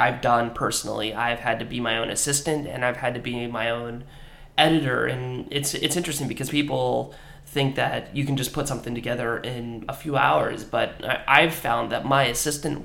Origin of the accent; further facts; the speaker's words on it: Washington, United States; moved away as an adult; also born or lived in Seattle; now in Los Angeles, United States; my hometown of Washington, I grew up in a smallish agriculture community